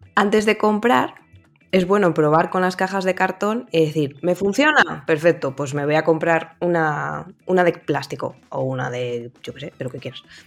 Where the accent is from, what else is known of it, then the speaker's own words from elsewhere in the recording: Valladolid, Castile and León, Spain; yo soy pucelana de corazón y nacimiento